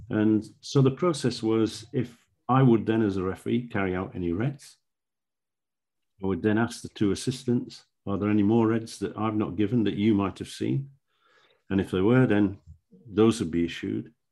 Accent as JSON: {"language": "English", "region": "Yorkshire and the Humber", "country": "United Kingdom", "tie": "born or raised there", "said": "I was brought up in South Yorkshire and I'd refereed on the Northern Premier League when it was formed."}